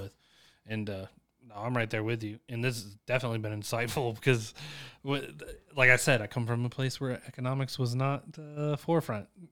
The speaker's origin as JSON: {"language": "English", "town": "Chapin", "region": "South Carolina", "country": "United States", "tie": "born or raised there", "said": "I come from Chapin, South Carolina, where my economics was taught by my football coach"}